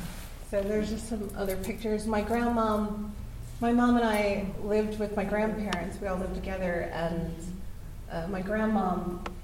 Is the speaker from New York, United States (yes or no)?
no; Baltimore, Maryland, United States; I grew up in West Baltimore, Edmonton Village, and when I was a kid, the backyard was my world.